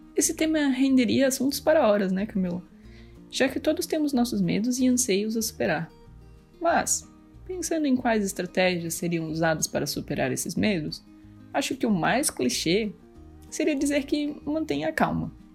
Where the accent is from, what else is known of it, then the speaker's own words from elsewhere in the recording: Greater Florianópolis, Santa Catarina, Brazil; eu sou de Grande Florianópolis, em Santa Catarina